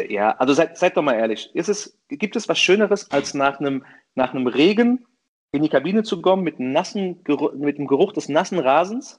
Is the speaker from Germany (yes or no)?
yes; Offenbach am Main, Hesse, Germany; ich bin selbst in Offenbach geboren